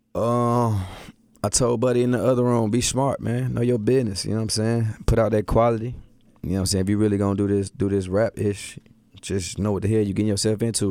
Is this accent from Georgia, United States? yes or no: yes; Atlanta, Georgia, United States; born or raised there; also born or lived in Milwaukee